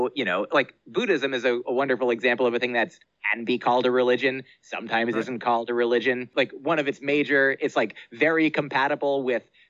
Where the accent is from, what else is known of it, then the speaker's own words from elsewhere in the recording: United States; I grew up in the United States of America